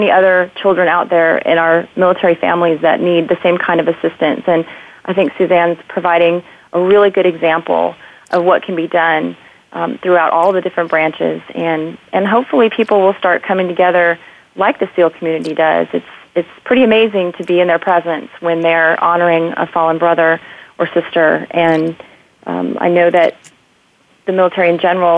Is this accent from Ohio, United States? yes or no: no; near Camp Pendleton, Southern California, United States; I grew up near Camp Pendleton